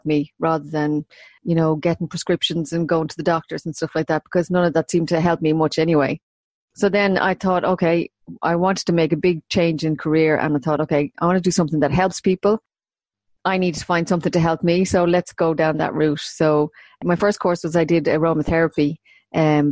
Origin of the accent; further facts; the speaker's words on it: Maynooth, County Kildare, Ireland; moved away as an adult; also born or lived in London / Dublin; I'm from Maynooth, born and bred, and I have lived away from Maynooth probably more than I've lived in it now at this stage of my life